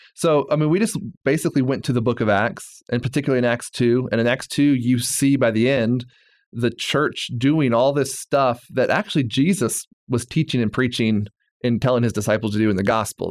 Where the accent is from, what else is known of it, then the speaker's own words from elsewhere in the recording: Bible Belt, Southern United States, United States; moved away as an adult; I'm from the Bible Belt.